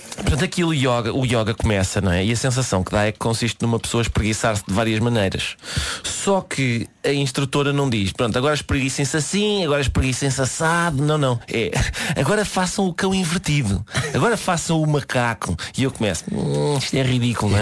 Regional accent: Minho, Portugal; a minha mãe e a minha avó nasceram no Minho e eu próprio efetivamente sou do Minho, sou do Minho, sou do Minho natural

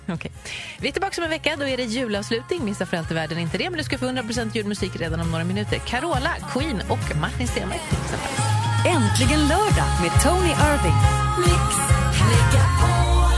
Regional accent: Uppsala, Uppsala County, Sweden; jag är ju född och uppväxt där

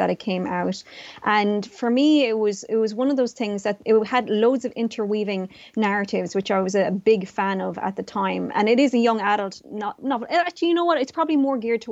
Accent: Tralee, Munster, Ireland; also born or lived in Vietnam; I was quite different as a person of color growing up in Tralee.

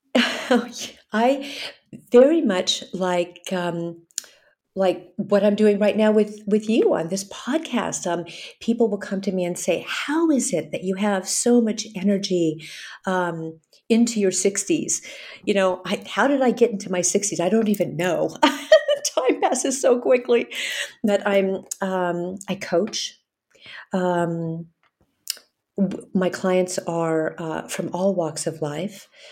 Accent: Hawaii, United States; moved away; also born or lived in California; I grew up in Hawaii. I grew up in the islands. I grew up in California

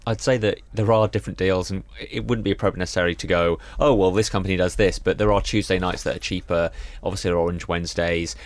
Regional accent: Reading, South East England, United Kingdom; growing up in Reading

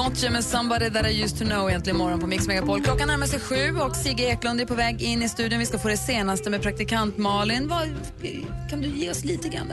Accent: northern Sweden, Sweden; moved away; norröver där jag kommer ifrån. Men här i alla fall, där jag bor.

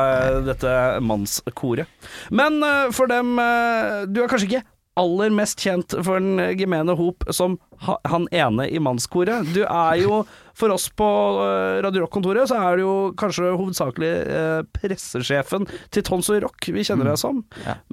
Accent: Oslo, Norway; Jeg er fra Stovner i Oslo.

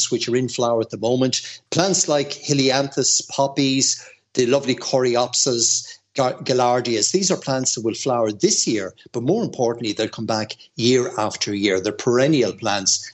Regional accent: Mayo, Connacht, Ireland; accent: strong Mayo; my strong Mayo accent

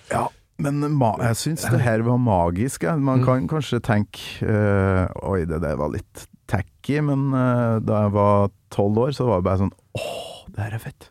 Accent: Kolvereid, Trøndelag, Norway; Jeg kommer jo fra Kolvereid.

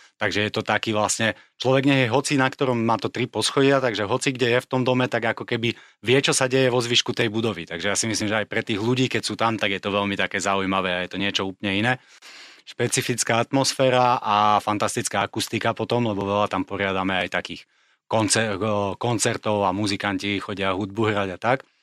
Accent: Slovakia; moved away as an adult; also born or lived in Morocco; ja som osobne bol na Slovensku cez leto po 15 rokoch. Od mojich, myslím, 18 rokov som leto na Slovensku nestravil

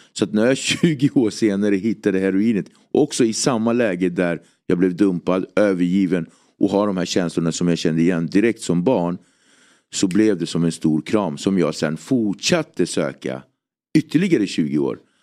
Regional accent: Nacka, Stockholm County, Sweden; also born or lived in Cape Verde; Jag är uppväxt i Nacka, en väldigt eh, idyllisk förort

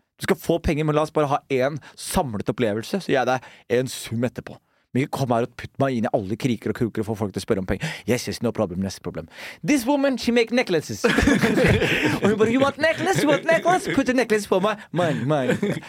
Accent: Skien, Vestfold og Telemark, Norway; Vi vokste jo opp sammen på Gulset

